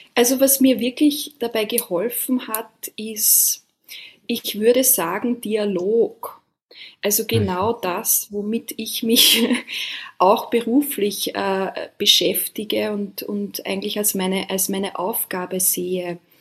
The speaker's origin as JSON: {"language": "German", "country": "Austria", "moved": "yes", "lives_now": "Taiwan", "said": "wir sind beide ursprünglich aus Österreich und jetzt an komplett unterschiedlichen Orten der Welt"}